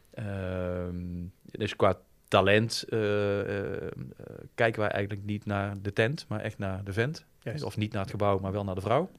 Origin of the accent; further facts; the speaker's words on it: Breda, North Brabant, Netherlands; ik ben echt van Breda en van, van de regio